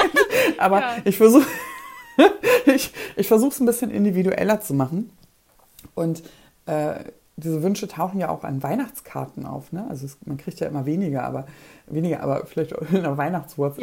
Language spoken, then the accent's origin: German; Poland; moved away; Ich komme aus Polen